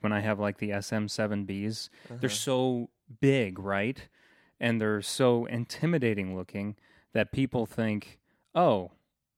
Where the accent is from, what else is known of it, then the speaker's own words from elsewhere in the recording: Manteno, Illinois, United States; Manteno, my hometown